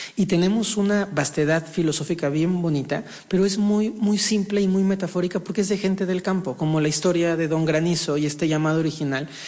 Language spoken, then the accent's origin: Spanish; Mexico; Nací en un país, en México, siendo con una abuela profundamente religiosa